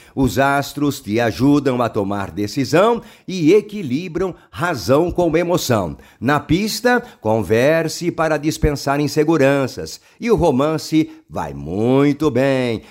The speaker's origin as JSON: {"language": "Portuguese", "region": "interior of São Paulo", "country": "Brazil", "accent": "paulista do interior", "said": "eu como é, paulista, né, do interior"}